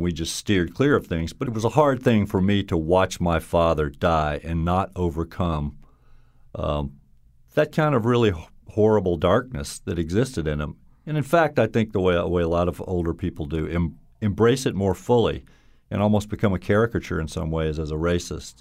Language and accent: English; Baton Rouge, Louisiana, United States; accent: Southern drawl; moved away as an adult; also born or lived in Alabama; now in Connecticut, United States; I grew up in Baton Rouge, Louisiana, and my parents were from Mississippi